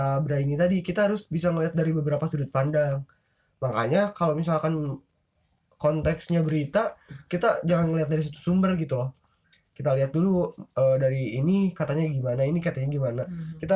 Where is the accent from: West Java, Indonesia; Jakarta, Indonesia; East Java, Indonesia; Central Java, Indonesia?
West Java, Indonesia; padahal kan ya udah sih kalau emang misalkan gue Sunda kenapa ya udah